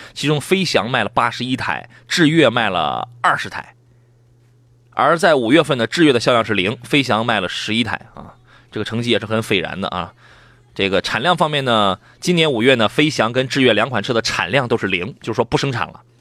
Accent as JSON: {"language": "Chinese", "town": "Qingdao", "region": "Shandong", "country": "China", "said": "你这个咱们青岛有那个很多车"}